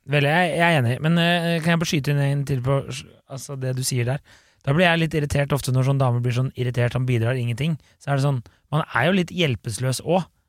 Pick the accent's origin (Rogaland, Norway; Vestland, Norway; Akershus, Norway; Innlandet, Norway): Akershus, Norway; Bærum; Jeg er jo fra Bærum